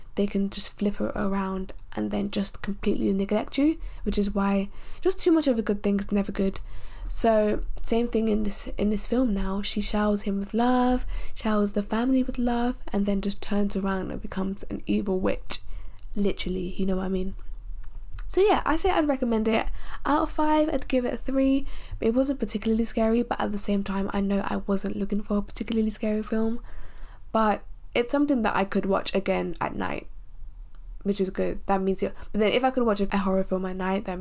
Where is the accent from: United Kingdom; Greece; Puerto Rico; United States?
United Kingdom; being a Nigerian born in the UK